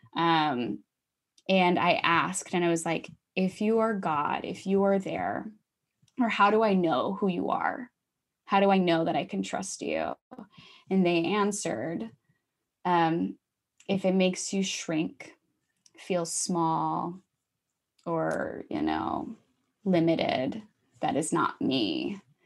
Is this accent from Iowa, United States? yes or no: yes; Iowa, United States; moved away as an adult; also born or lived in Minneapolis; I grew up in Iowa, and I went to Minneapolis